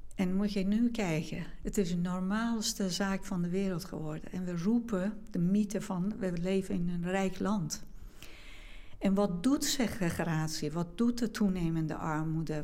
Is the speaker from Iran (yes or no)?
yes; Iran; now in Netherlands; in Iran, ik meen dat nu zijn we iets van 85 miljoen uh, bewoners in Iran. Met zoveel diversiteit van etniciteiten, taal en religie. Ehm, en in de omgeving waar ik ben opgegroeid